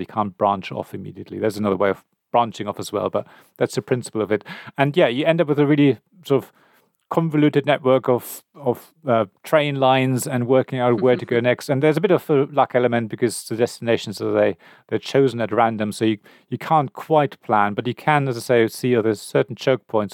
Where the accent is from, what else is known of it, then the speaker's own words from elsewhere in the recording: Berlin, Germany; I come from Berlin.